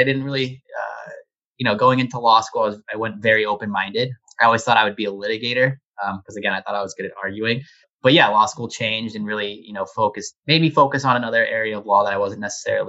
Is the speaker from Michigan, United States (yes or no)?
no; Phoenix, Arizona, United States; moved away as an adult; also born or lived in Glendale, Arizona; now in Boston, United States; I am born and raised in Phoenix, Arizona. I grew up in a suburb of Glendale.